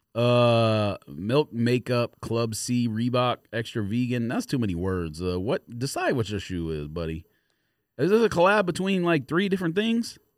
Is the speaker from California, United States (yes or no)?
yes; Los Angeles, California, United States; I grew up in Los Angeles